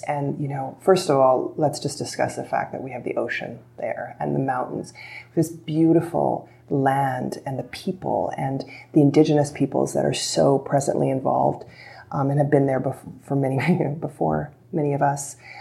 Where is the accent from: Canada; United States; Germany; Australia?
Canada; being Canadian